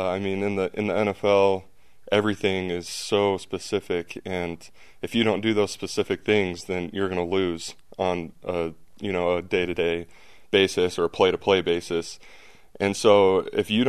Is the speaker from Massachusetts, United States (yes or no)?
no; American Fork, Utah, United States; moved away as an adult; also born or lived in Provo, Utah; now in New Orleans, United States; I grew up in American Fork, played at American Fork High School, went to BYU 20 minutes away